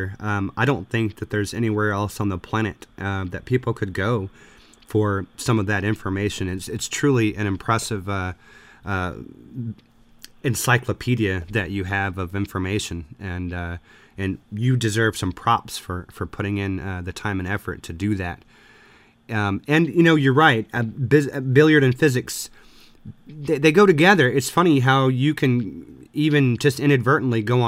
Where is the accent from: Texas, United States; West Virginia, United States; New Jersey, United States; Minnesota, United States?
Texas, United States; South; now in Midwest, United States; I grew up for a while in South Texas